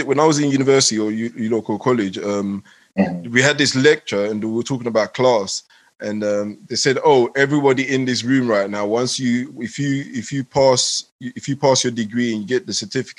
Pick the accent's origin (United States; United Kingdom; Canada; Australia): United Kingdom; England; also born or lived in Ghana; I'm a local boy in England.